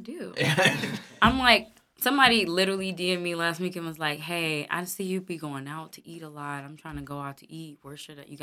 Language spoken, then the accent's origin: English; Florissant, Missouri, United States; also born or lived in Austin, Texas / Hazelwood, Missouri; I grew up in Florissant